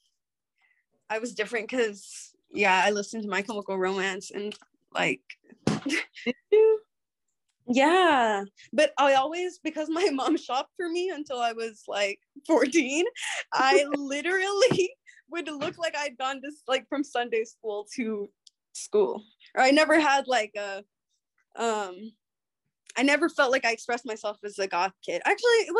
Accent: Del Valle, Texas, United States; moved away as an adult; now in New York, United States; I grew up in Del Valley with my family

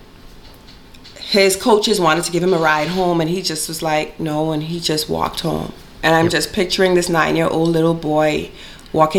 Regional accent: Bahamas; moved away as an adult; now in Richmond, Canada; I'm from the Bahamas.

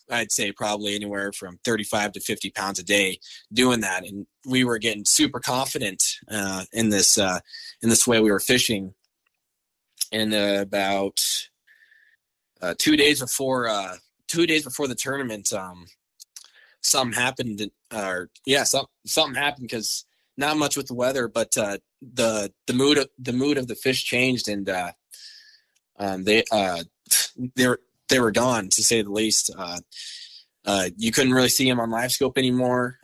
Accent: Laurel, Montana, United States; also born or lived in Billings, Montana; I'm from Laurel, Montana. Um, I've, I've lived here my whole life. Actually, I was born in Billings

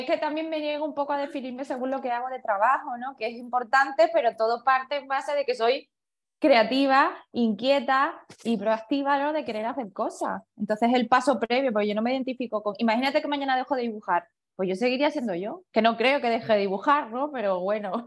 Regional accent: Spain; me defino como española, pero no mucho, soy de ascendencia china

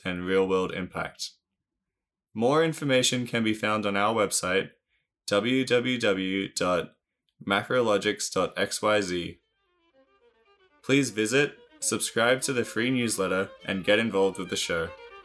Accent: Australia; my home country of Australia

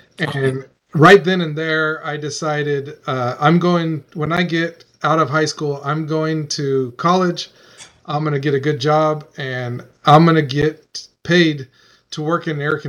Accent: Bakersfield, California, United States; I grew up in Bakersfield area as well, and it was hot.

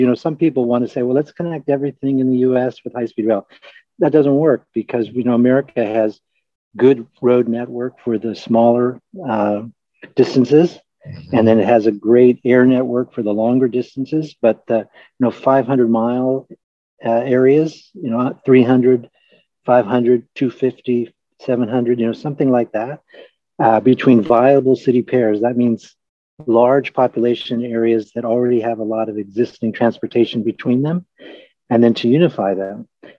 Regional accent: United States; Well, as you can tell by my voice, I'm an American, and I grew up in the Navy.

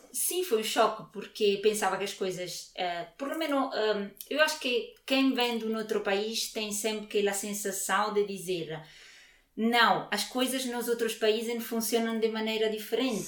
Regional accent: near Naples, Campania, Italy; Portuguese is a second language; moved away as an adult; now in Coimbra, Portugal; eu sou, sou originária de Nápoles, de, de uma cidade perto de Nápoles, e tive toda a vida na Itália, praticamente

